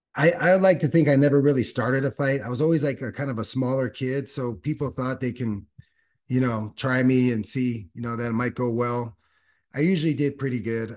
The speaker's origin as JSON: {"language": "English", "town": "Los Angeles", "region": "California", "country": "United States", "tie": "born or raised there", "also_born_or_lived": "San Diego / Australia", "said": "born and raised in the San Fernando Valley"}